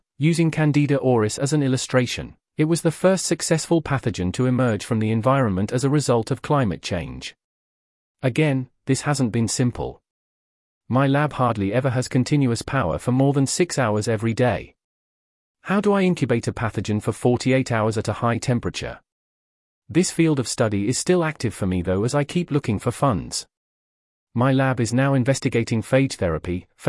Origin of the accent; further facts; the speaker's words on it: Nigeria; English is a second language; with a focus on my personal journey as a Nigerian researcher.